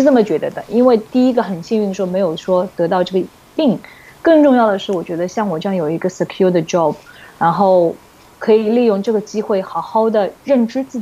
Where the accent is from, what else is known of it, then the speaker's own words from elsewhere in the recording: China; 除了 Donald Trump，除了 Donald Trump，他一定会怪我们中国人。